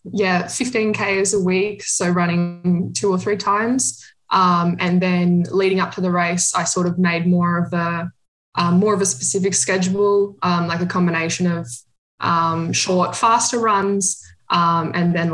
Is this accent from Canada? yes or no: no; Australia; moved away as an adult; now in Berlin, Germany; I'm from Australia, but um, I've been living in Berlin, Germany for the last two years.